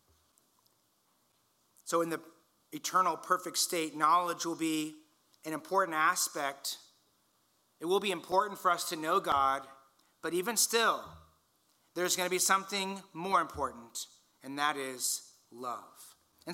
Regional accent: Indiana, United States; now in California, United States; I grew up in Indiana.

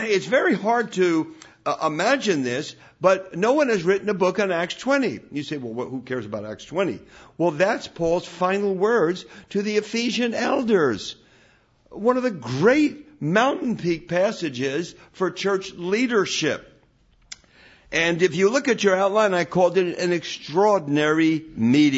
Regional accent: Newark, New Jersey, United States; I was raised in Newark, New Jersey, non-Christian parents

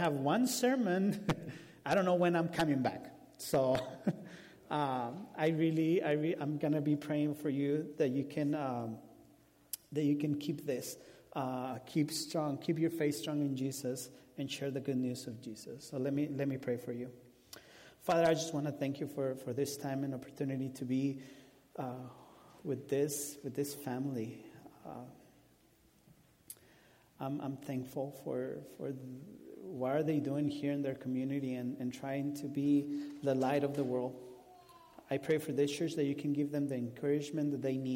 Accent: Mexico; first language Spanish; English is a second language; now in Omaha, United States; I'm from Mexico, and he brought me to Omaha, Nebraska.

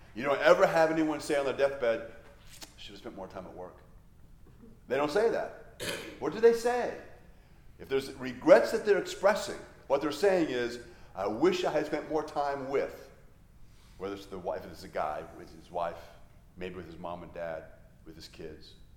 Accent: Hawaii, United States; I grew up in Hawaii

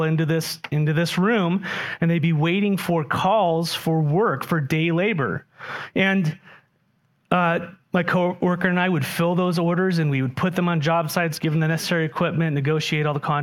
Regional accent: San Diego, California, United States; moved away; when I grew up in San Diego

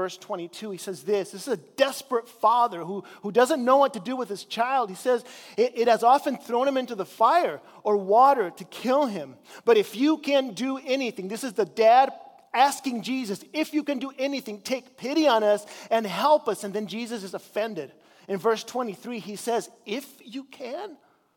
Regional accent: Chile; now in United States; I grew up in Chile in South America

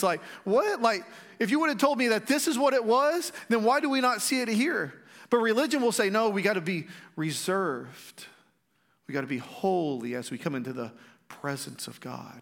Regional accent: Strawn, Texas, United States; growing up in Strawn, Uh, Strawn's a little community, uh, like forty-five minutes away from there. We actually live there again

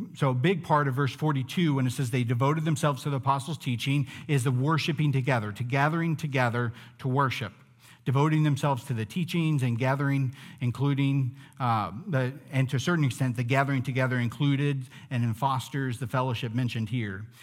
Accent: United States; Growing up in the United States

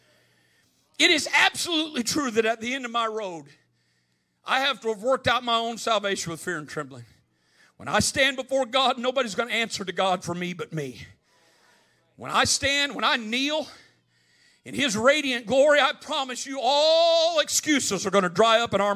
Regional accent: Midwest, United States; I grew up in the Midwest

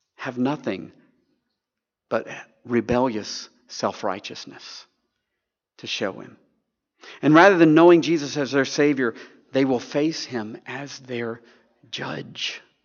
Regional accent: Tennessee, United States; we Southerners, you know, I grew up in Tennessee

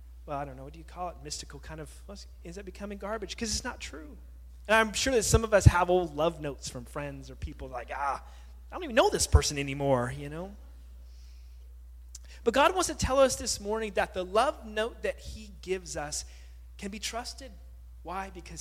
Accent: California, United States; moved away; also born or lived in Hawaii; growing up in California, living in Hawaii for some time

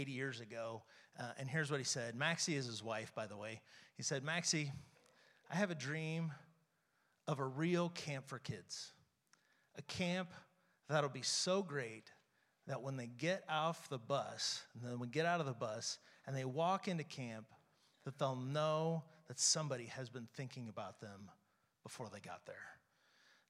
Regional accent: St. Joseph, Missouri, United States; I grew up here in St. Joe.

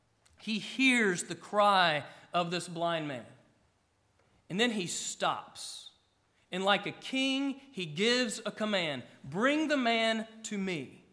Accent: Gainesville, Georgia, United States; I grew up about an hour northeast of Atlanta, small city, Gainesville, Georgia. It would be like referring to me from my hometown. … from Gainesville.

